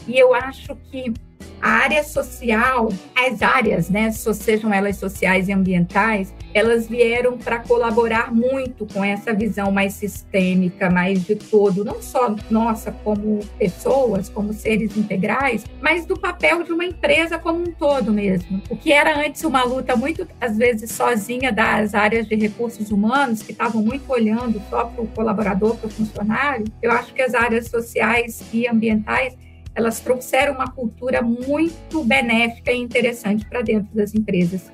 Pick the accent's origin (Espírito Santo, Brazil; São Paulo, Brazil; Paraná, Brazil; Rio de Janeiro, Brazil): Espírito Santo, Brazil; São Marcos, interior of; accent: capixaba (often mistaken for mineiro); moved away; Eu sou capixaba, eu sou do interior do Espírito Santo, de um distrito chamado São Marcos, que eu tenho muito orgulho de ser dessa região. É uma comunidade de imigrantes de italianos que, como grande parte do, né, a maioria dos imigrantes italianos que vieram para o Brasil para poder recomeçar suas vidas. E eu nasci e me criei nessa pequena comunidade